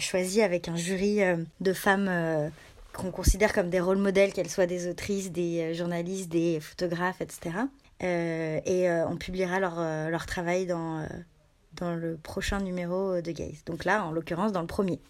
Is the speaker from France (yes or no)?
yes; Annecy, Auvergne-Rhône-Alpes, France; J'ai grandi à Annecy, donc dans un dans un coin en Rhône-Alpes